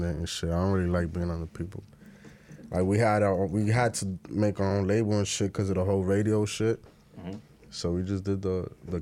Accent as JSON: {"language": "English", "region": "New York", "country": "United States", "said": "I was from New York"}